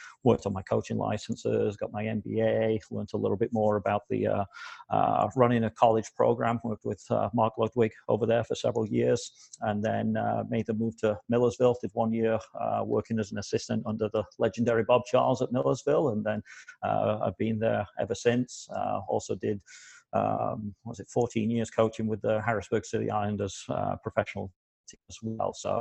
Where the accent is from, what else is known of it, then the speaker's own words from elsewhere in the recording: Yorkshire and the Humber, United Kingdom; moved away as an adult; also born or lived in New Jersey, United States; now in United States; originally from England, I grew up in Yorkshire, thankfully the best place to be in England.